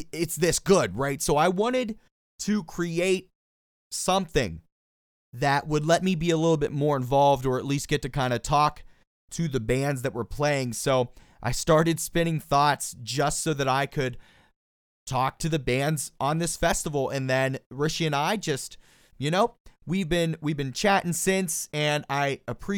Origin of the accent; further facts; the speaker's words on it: Pittsburgh, Pennsylvania, United States; that is my hometown. That's where I am right this second